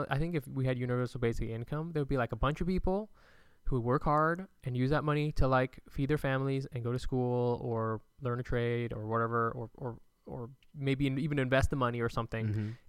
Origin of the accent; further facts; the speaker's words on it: California, United States; Well, I'm from California.